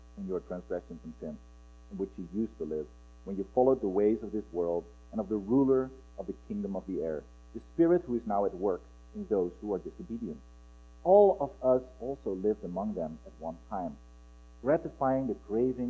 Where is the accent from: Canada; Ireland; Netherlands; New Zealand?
Netherlands; moved away as an adult; now in Pullman, United States; together with my accent, you might figure out, oh, where is he from? I'm originally from Holland